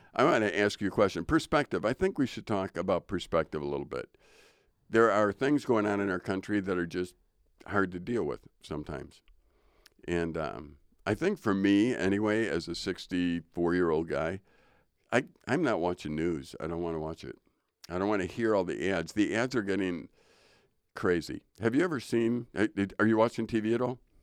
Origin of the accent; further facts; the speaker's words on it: Chicago, Illinois, United States; I grew up in Chicago